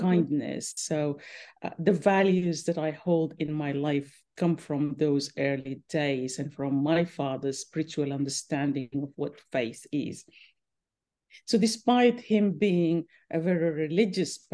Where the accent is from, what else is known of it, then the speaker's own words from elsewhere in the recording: Khartoum North, Khartoum, Sudan; now in Brisbane, Australia; I grew up in Khartoum North by the Nile, the River Nile.